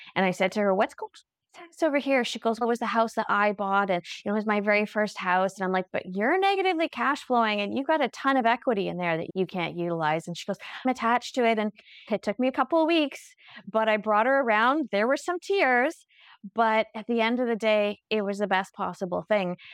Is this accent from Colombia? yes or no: no; Halifax, Nova Scotia, Canada; I was born in Halifax